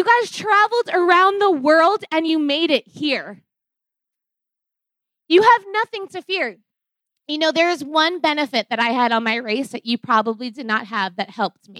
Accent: New York, United States; moved away; I'm originally from New York

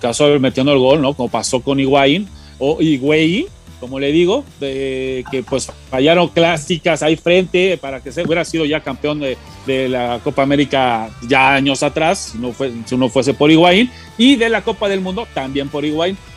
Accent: Mexico; somos mexicanos

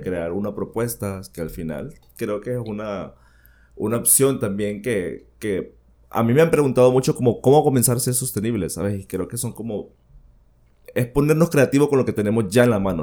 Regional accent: Villanueva, Cortés, Honduras; also born or lived in San Pedro Sula; yo soy sanpedrano, bueno, he vivido en Villanueva, viví toda mi niñez en Villanueva, pero siempre estuve en San Pedro Sula

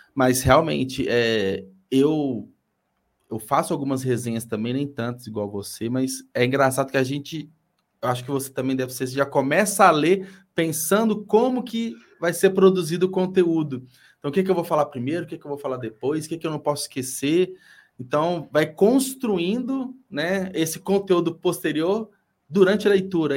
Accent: Belo Horizonte, Minas Gerais, Brazil; eu sou da capital, né? Sou de BH

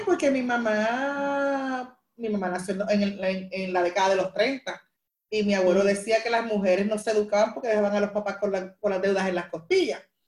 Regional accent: Carolina, Puerto Rico; yo soy aquí de Carolina, eh, toda mi vida me crié aquí

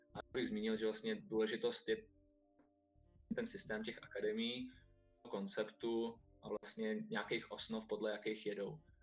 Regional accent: Czechia; Jsme Češi

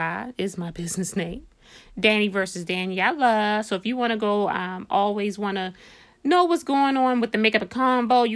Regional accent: Baltimore, Maryland, United States; we're from Baltimore, we're straight fresh out of Baltimore

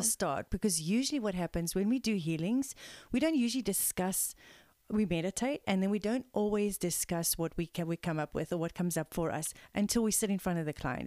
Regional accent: South Africa; We are a South African mother-daughter team of integrative energy healers

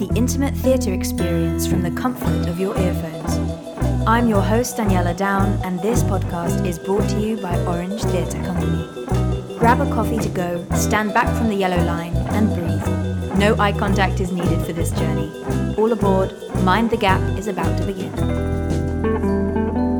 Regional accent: Hong Kong; moved away; I grew up in Hong Kong and my family are there.

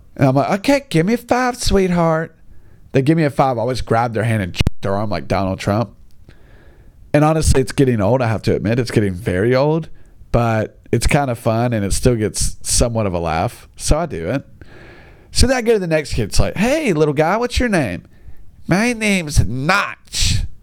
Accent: United States; I'm just an American

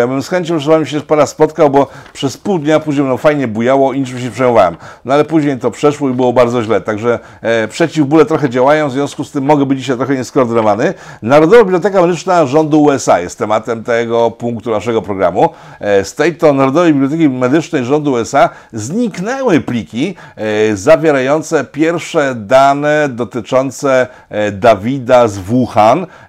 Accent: Poland

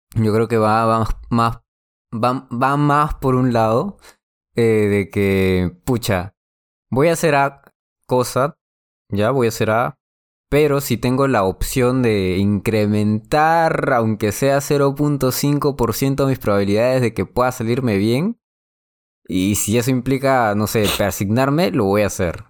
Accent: Lima, Peru; also born or lived in La Victoria, Lima; Y de los 7 años hasta los 19 viví en, en, San Luis y de ahí ya en el distrito donde estoy. Pero sí, he nacido en la Victoria

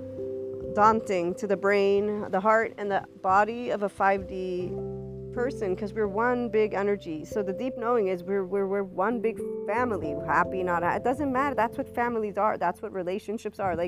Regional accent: United States; to me as an American, because that's what they see me as an American, even if I have an Italian background

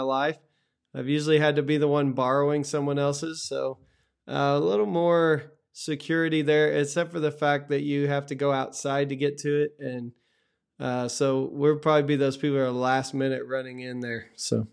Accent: Texas, United States; growing up in Texas

